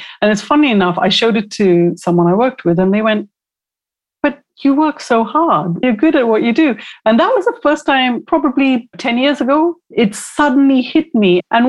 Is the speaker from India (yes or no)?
yes; India; When I was growing up in India, I had a friend whose older brother I absolutely crushed on.